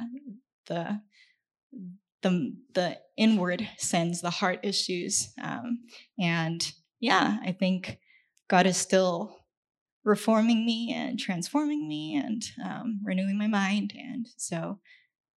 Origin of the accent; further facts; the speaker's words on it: China; moved away; I grew up in China